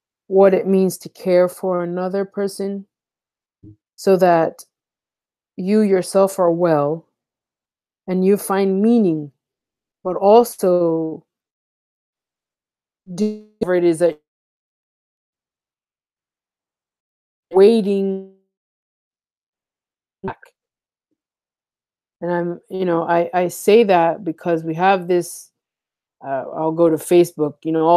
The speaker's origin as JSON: {"language": "English", "country": "United States", "tie": "born or raised there", "said": "I grew up in the United States, but I didn't, my house was an African house"}